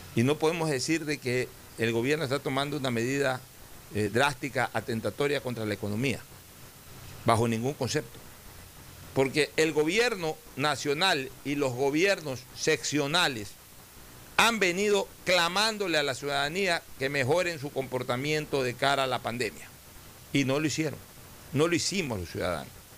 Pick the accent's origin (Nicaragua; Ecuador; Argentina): Ecuador; somos todos los ecuatorianos